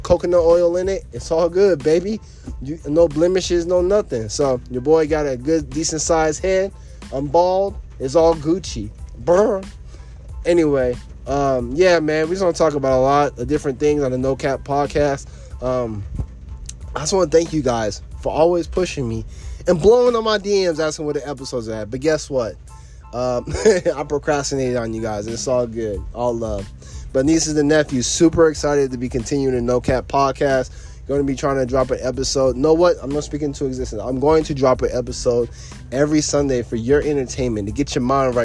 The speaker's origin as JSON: {"language": "English", "region": "Texas", "country": "United States", "tie": "born or raised there", "moved": "as an adult", "lives_now": "Florida, United States", "said": "I'm no longer in my home state of Texas."}